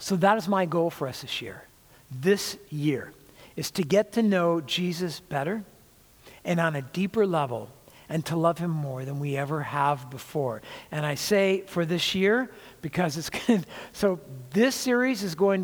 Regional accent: California, United States; I was from California

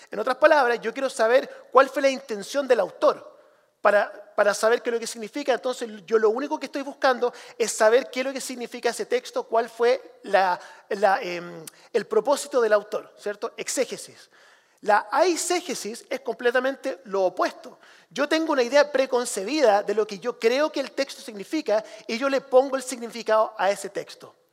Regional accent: Chile; yo crecí como misionero en Chile, hijo de misionero en Chile, y una de las cosas que tuve que hacer desde pequeño era traducir.

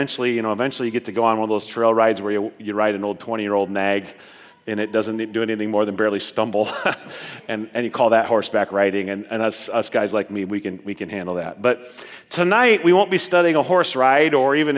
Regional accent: Nebraska, United States; As a young person growing up in Nebraska, we were kind of the family that really liked storms

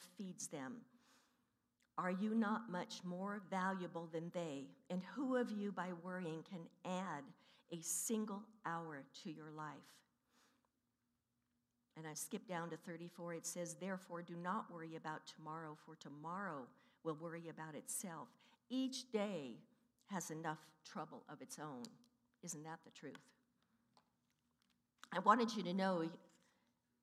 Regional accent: Stockton and Manteca, Central Valley, California, United States; also born or lived in San Francisco, California; we moved to Stockton and Manteca in the valley

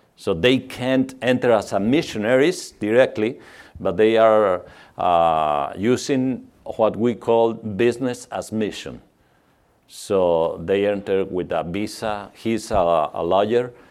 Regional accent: Mexico; English is a second language; for our German accent, we are from Mexico

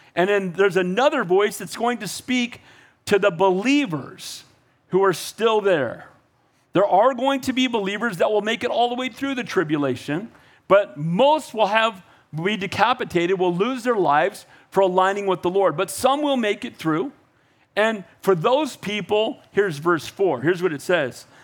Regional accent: United States; I was born in America

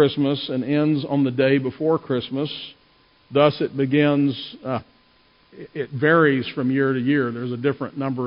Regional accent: Louisiana, United States; I grew up in Louisiana

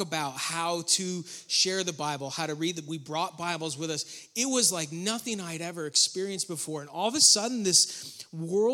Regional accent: Western New York, United States; moved away as an adult; also born or lived in Rowan County, North Carolina; now in North Carolina, United States; I grew up in Western New York

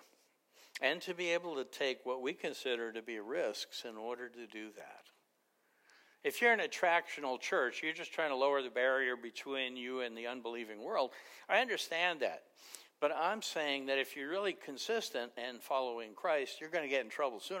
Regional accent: New York City, New York, United States; I grew up in Queens in a mafia neighborhood

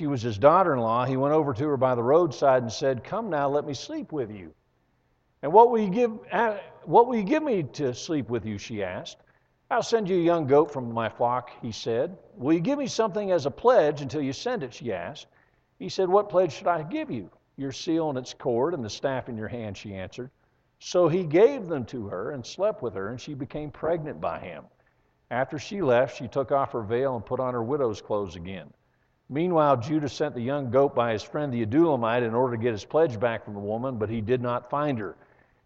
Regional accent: Western Pennsylvania, United States; moved away; I grew up in Western Pennsylvania in churches that made this look like a mega church

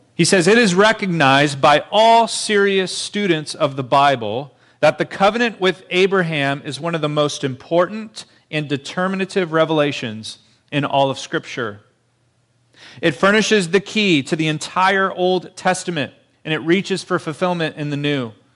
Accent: Marietta, United States; moved away as an adult; now in Fontana, United States; being in Marietta, my hometown, surrounded by family

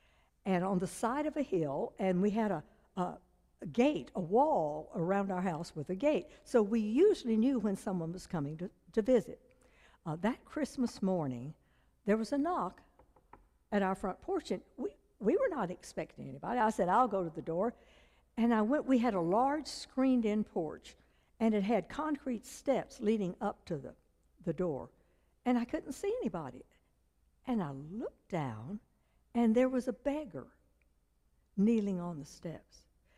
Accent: China; born there; first language Chinese; English is a second language; because I was born in China to missionary parents. When I was 3 years old, I couldn't speak English. I just spoke Chinese.

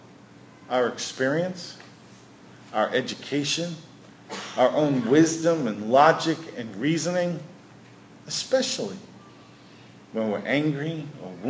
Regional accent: New York City, New York, United States; we grew up in New York City

